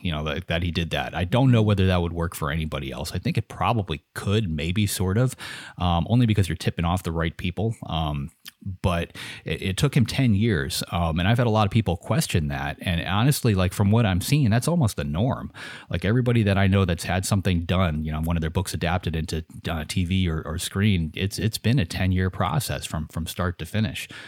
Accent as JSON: {"language": "English", "country": "United States", "said": "I'm an American, so I'm lazy. I only speak English"}